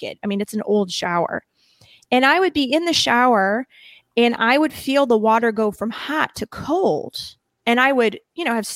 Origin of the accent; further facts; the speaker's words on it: Midwest, United States; accent: heavy Midwest; I have a really heavy Midwest accent